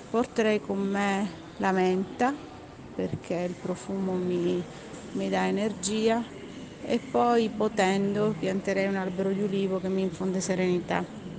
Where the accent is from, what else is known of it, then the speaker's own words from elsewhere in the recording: Sicily, Italy; moved away; la mia infanzia, la mia terra, la Sicilia